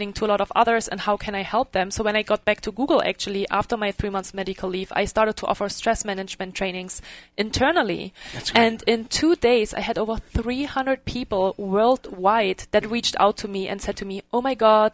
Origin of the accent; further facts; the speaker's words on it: Germany; English is a second language; moved away as an adult; also born or lived in Dublin, Ireland / Bay Area, California; now in Reno, United States; I'm actually from Germany